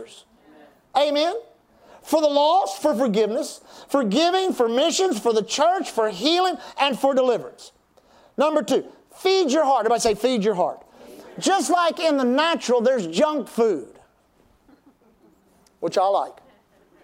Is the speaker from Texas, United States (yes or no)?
yes; Texas, United States; We're from Texas